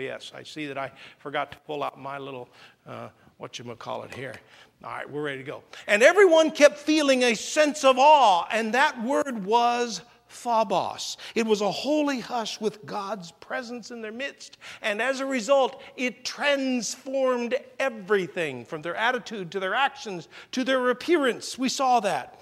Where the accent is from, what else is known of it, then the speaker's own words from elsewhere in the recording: Indiana, United States; now in Hawaii, United States; when I was a kid growing up in Indiana